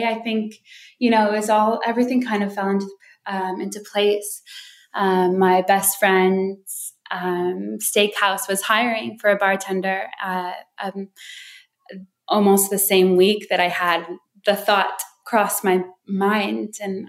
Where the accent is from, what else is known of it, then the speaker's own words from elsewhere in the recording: Wisconsin Dells, United States; also born or lived in Hawaii; I grew up, well, my parents were missionaries. So our home base was between Wisconsin Dells and Hawaii.